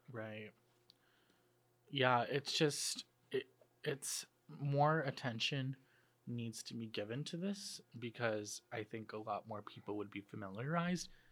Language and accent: English; outside of Chicago, Illinois, United States; moved away; I'm from, uh, outside of Chicago